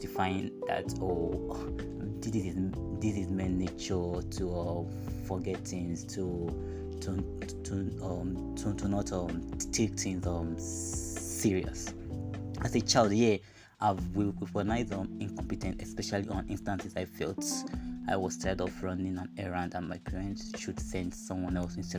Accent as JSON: {"language": "English", "country": "Nigeria", "said": "I'm a Nigerian"}